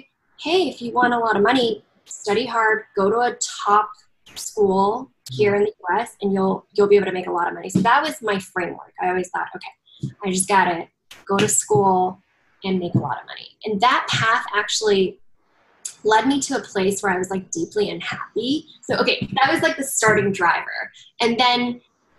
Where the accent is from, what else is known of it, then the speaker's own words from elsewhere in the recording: Southern California, United States; also born or lived in Chengdu, China; I grew up in Southern California after moving there when I was 4 and a half.